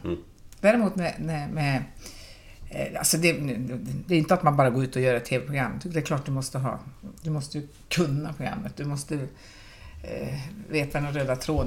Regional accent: Pajala, Norrbotten County, Sweden; now in Gothenburg, Sweden; jag är ändå från Pajala

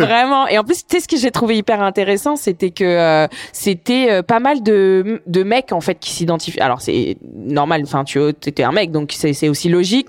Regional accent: France; de là où j'ai grandi, c'est-à-dire en banlieue, même de différentes banlieues en France

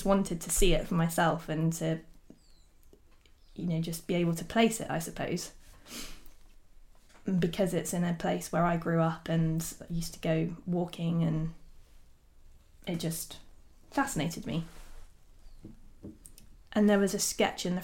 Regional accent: South Devon, South West England, United Kingdom; I grew up in South Devon, close to Dartmoor

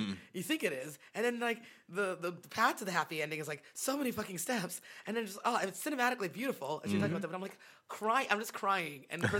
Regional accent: Massachusetts, United States; we're from Massachusetts

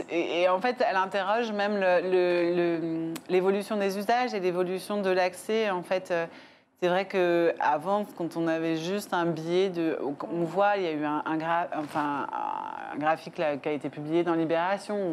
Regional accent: Paris, Île-de-France, France; moi, je suis une parisienne.

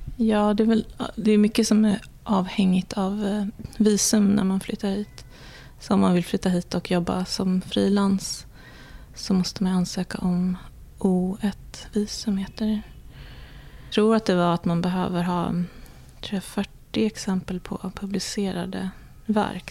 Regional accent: Sweden; now in New York, United States; som svenskar

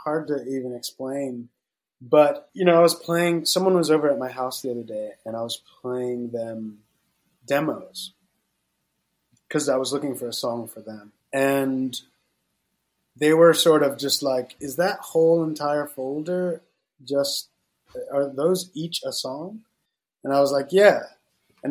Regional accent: Florida, United States; growing up in Florida

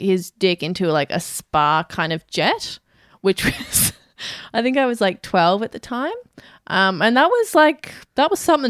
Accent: Australia; Yeah, there was a character called Hot Dog. Because we're Australian.

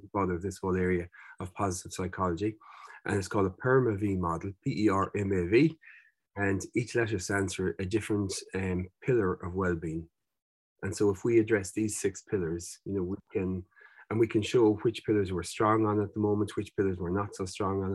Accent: Mayo, Connacht, Ireland; I was growing up in Mayo

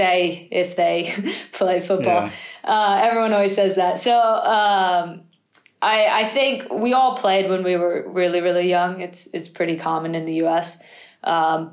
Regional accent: East Coast, United States; moved away as an adult; now in Manchester, United Kingdom; I grew up on the East Coast

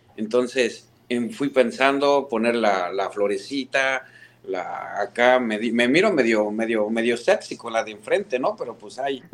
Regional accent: Mexico; also born or lived in Houston, United States; now in St. Louis, United States; soy el fanático del Cruz Azul en México

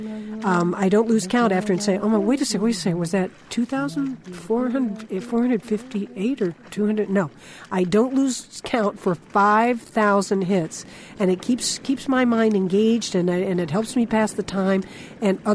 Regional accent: Florida, United States; I grew up in Florida, right on the ocean.

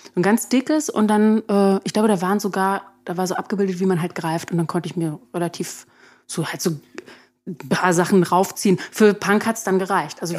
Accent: Berlin, Germany; da bin ich also an der Stadtgrenze aufgewachsen

